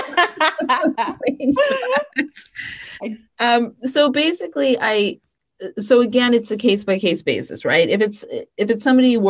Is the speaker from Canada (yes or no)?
yes; Canada; I'm Canadian